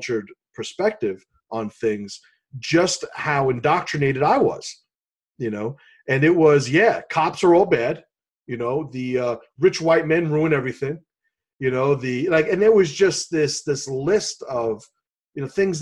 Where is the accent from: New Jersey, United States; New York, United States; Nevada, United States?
New York, United States; New York City; My father's from Puerto Rico, and I grew up in the South Bronx